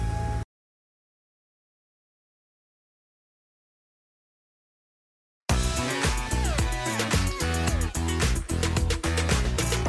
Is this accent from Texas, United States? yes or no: yes; Red Oak, Texas, United States; moved away as an adult; I came from Red Oak, Texas. They plucked me up out of Red Oak and threw me